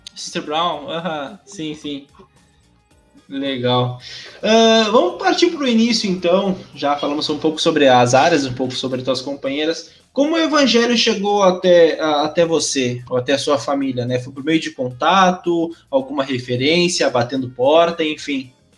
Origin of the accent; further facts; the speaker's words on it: Rio Grande do Sul, Brazil; sou do Rio Grande do Sul